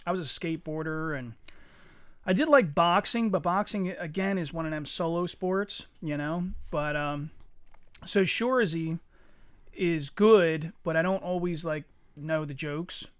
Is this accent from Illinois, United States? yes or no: no; Eddystone, Pennsylvania, United States; me and Chuck, we grew up in Eddystone together